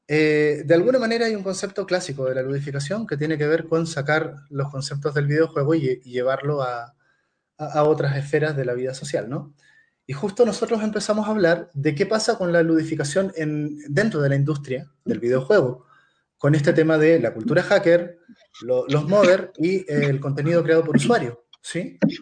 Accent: Chile; yo, como chileno

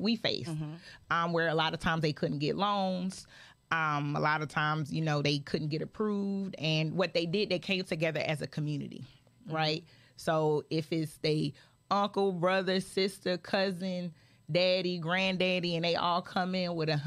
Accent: Georgia, United States; also born or lived in Philadelphia, Pennsylvania; I was born in Philly, but you know, but I did go to most of my life Georgia schools

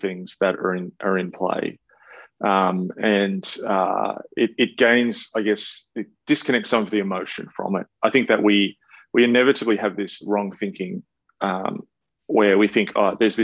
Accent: Australia; I'm an Australian

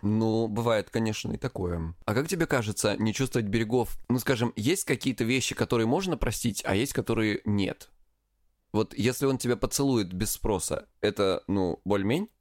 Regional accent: Krasnodar Krai, Russia; я с Кубани

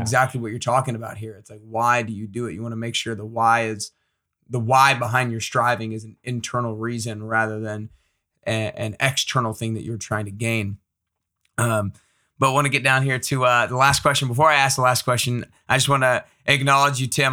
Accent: Atlanta, Georgia, United States; I grew up in Atlanta

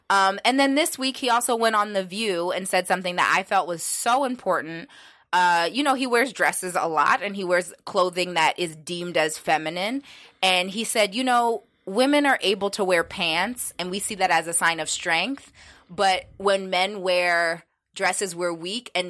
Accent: Pittsburgh, Pennsylvania, United States; we talked about like growing up in Pittsburgh and all the changes that have happened there.

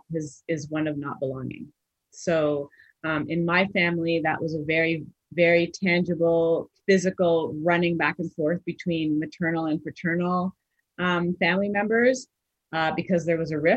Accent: Canada; also born or lived in Montreal, Quebec / Mississauga, Ontario; we moved from Montreal to Ontario, Mississauga, Ontario, when I was just starting high school

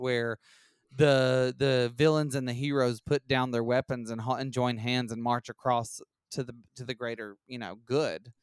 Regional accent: Alabama, United States; we're from Alabama

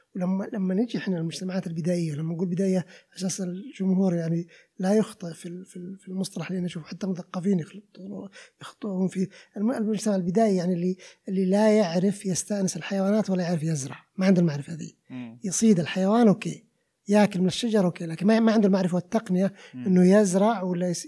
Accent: Riyadh, Riyadh Province, Saudi Arabia; عندنا بالرياض

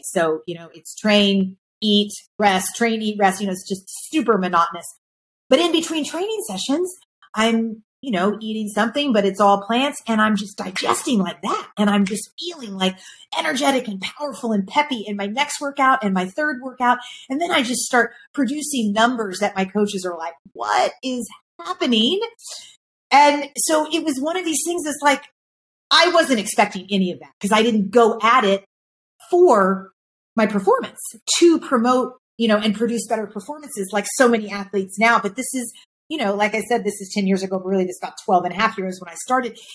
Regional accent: Kentucky, United States; I grew up in Kentucky

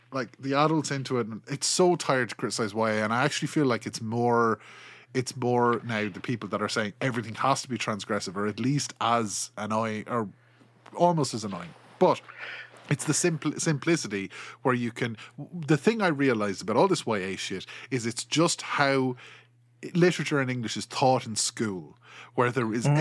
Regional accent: Ireland; accent: Kilkenny; I'm from Ireland

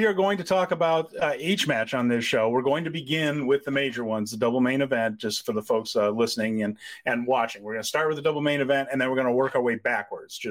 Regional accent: Northwest Indiana, United States; I grew up in Northwest Indiana

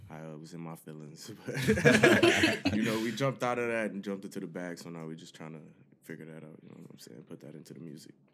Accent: Detroit, Michigan, United States; Well, I'm originally um from Detroit, you know what I'm saying? D Town

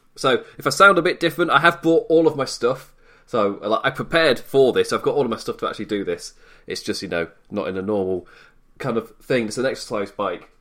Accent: United Kingdom; Being British

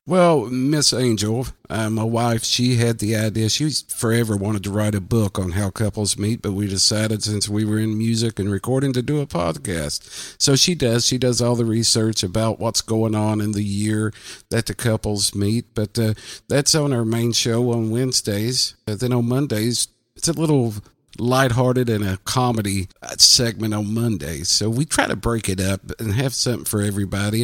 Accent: southwestern Virginia, United States; I'm from the southwestern tip of Virginia

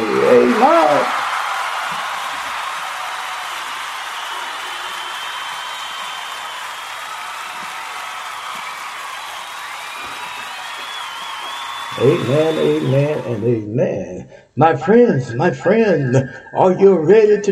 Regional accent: Texas, United States; Texas is my home state

